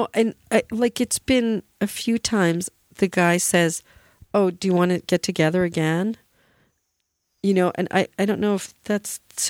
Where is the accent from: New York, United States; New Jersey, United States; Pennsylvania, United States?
New Jersey, United States; Flemington; born there; And he's Flemington. That's where I was born. My dad had a business there 14 years.